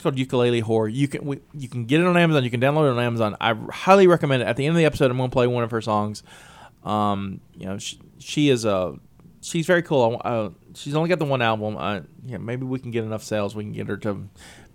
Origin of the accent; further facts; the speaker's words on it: Alabama, United States; now in West Virginia, United States; I'm originally from Alabama.